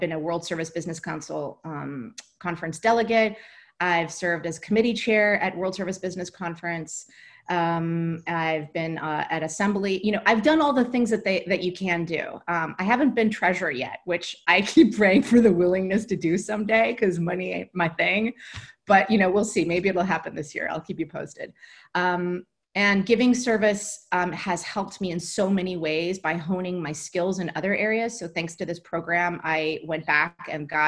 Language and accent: English; New Jersey, United States; I'm a kid from New Jersey